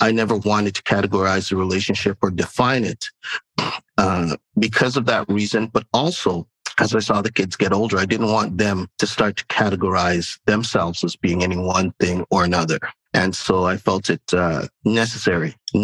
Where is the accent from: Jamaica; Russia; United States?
Jamaica; now in Canada; I'm a Jamaican